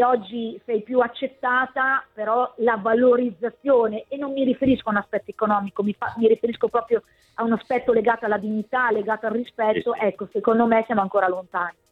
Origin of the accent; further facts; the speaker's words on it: Bologna, Emilia-Romagna, Italy; da bolognese